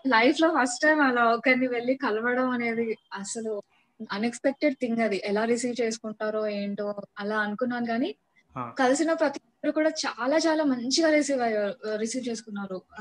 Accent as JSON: {"language": "Telugu", "town": "Kurnool", "region": "Andhra Pradesh", "country": "India", "moved": "yes", "said": "అప్పట్లో మాది కర్నూలు"}